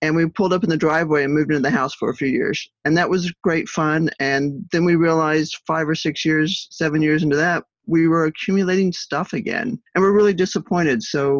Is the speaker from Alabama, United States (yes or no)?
no; Texas, United States; We are originally from Texas, and we find ourselves making our way back to a few places that we always love when we're in our RV